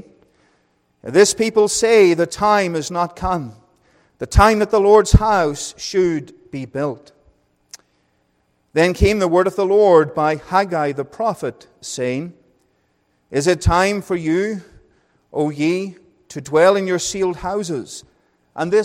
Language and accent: English; Northern Ireland, United Kingdom; accent: Northern Irish; moved away as an adult; also born or lived in Wales / England; now in Calgary, Canada; I went from being Northern Irish to Welsh to English and back to being Northern Irish.